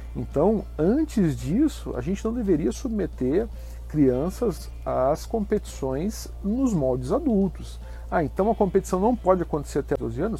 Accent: Curitiba, Paraná, Brazil; now in Santa Catarina, Brazil; Eu sou de Curitiba, tive uma iniciação esportiva bastante uh, versátil, vivia no clube com meu, meus irmãos e amigos

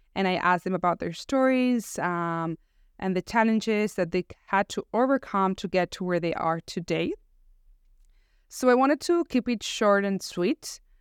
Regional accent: Barcelona, Catalonia, Spain; moved away; I was born and raised in Barcelona

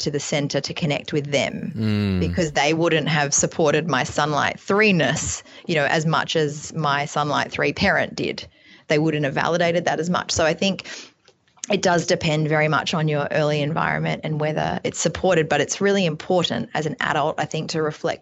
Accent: Australia; as an Australian

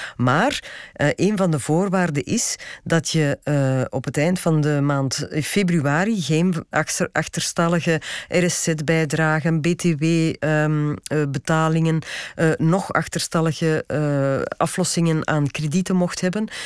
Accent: Belgium; wij als Belgen

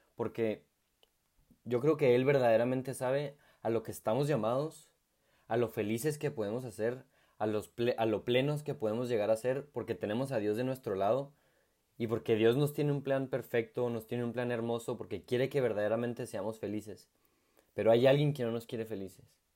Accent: Chihuahua, Mexico; moved away as an adult; now in Santiago, Chile; soy eh, de la ciudad de Chihuahua, México, y actualmente soy colaborador en Santiago de Chile

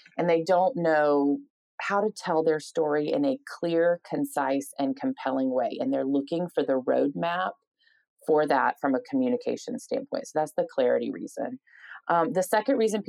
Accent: Atlanta, Georgia, United States; moved away as an adult; now in Nashville, United States; I started out in Atlanta, my hometown where I grew up

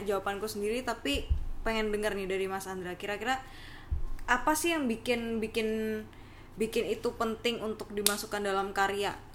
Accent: Surabaya, East Java, Indonesia; aku kan asal dari Surabaya

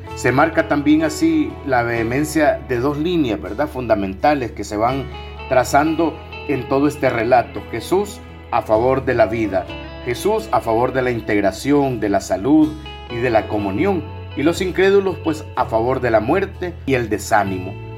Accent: El Salvador

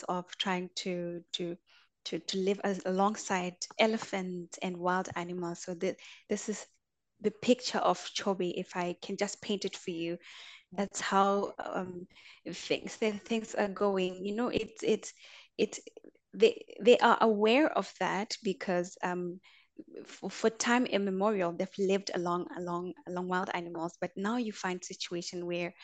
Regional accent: Botswana; also born or lived in South Africa; But I am from Botswana. That's where I was born and bred

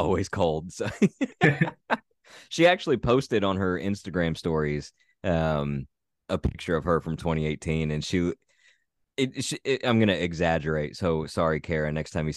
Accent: Southern Indiana, United States; I'm from Southern Indiana and I'm actually from not too far from where that is.

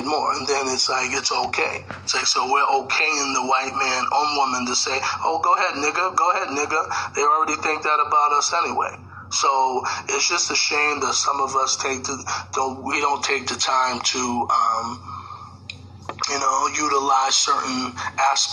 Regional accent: United States

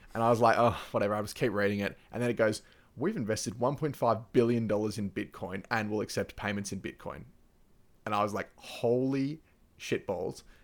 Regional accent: Victoria, Australia; in Victoria, like my home state

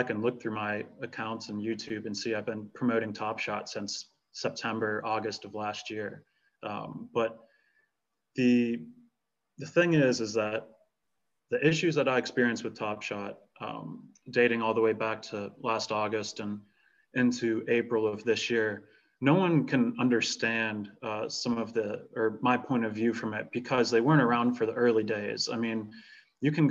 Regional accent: United States; as an American

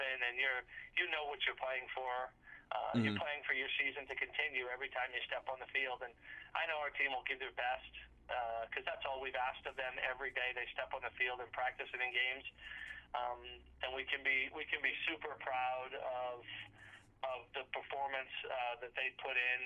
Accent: Boston, Massachusetts, United States; also born or lived in Florida / Georgia / Texas / North Carolina; now in Pullman, United States; I grew up in Boston

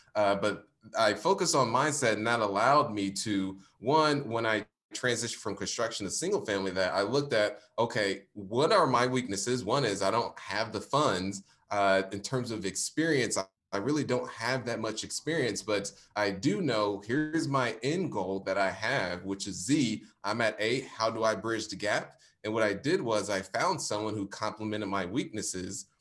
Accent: Indianapolis, Indiana, United States; based in Indianapolis, Indiana, born and raised

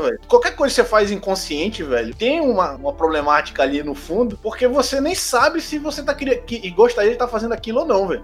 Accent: Pará, Brazil; moved away as an adult; now in Rio de Janeiro, Brazil; eu sou do Pará

